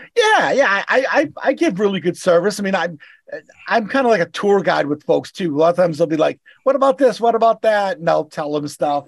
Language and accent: English; Boston, Massachusetts, United States; accent: Boston; I'm, I'm from Boston.